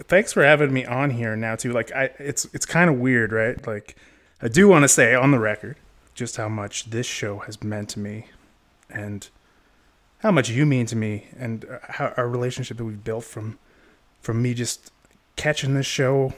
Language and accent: English; Canada; I'm from the North. I'm from Canada